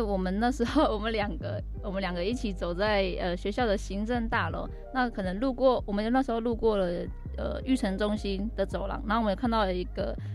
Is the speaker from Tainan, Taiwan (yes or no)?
no; Hualien County, Taiwan; 我是花莲的泰鲁格族